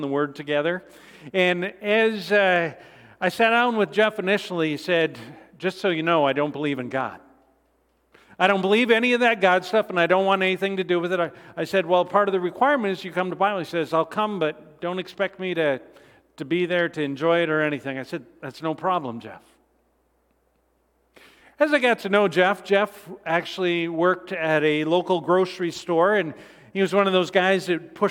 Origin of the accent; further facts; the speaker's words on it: Canada; I'm Canadian as well